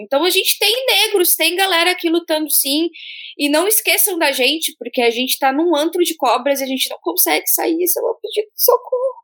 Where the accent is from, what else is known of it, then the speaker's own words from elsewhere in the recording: Rio Grande do Sul, Brazil; moved away as an adult; also born or lived in Santa Catarina; Nasci no Rio Grande do Sul. Morei 21 anos da minha vida no sul do país, oito deles em Santa Catarina